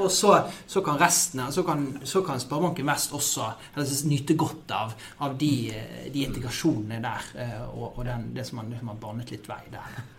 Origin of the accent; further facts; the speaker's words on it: Norway; er født og oppvokst i Norge